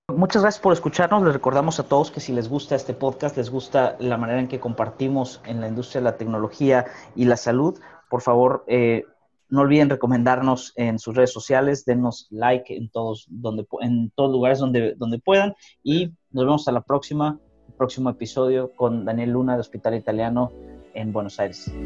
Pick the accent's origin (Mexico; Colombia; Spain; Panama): Mexico; northern Mexico; los que somos mexicanos y de los que hemos vivido en el norte de México